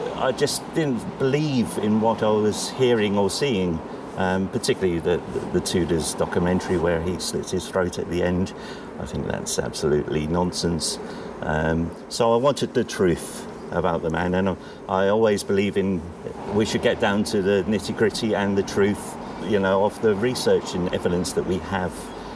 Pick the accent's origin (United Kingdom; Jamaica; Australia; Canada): United Kingdom; Ipswich, East of England; I was born and bred in Ipswich